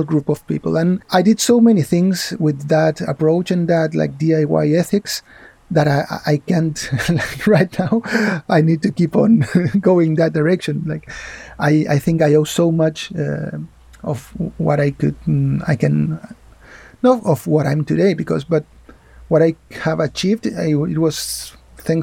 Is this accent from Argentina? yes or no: yes; Argentina; moved away as an adult; also born or lived in Spain; now in Barcelona, Spain; I grew up in Argentina